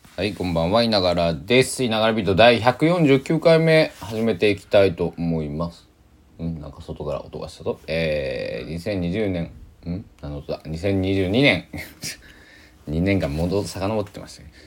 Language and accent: Japanese; Kochi, Japan; now in Takamatsu, Japan; 高知僕の地元の高知なんが晴れも多いけど雨も多い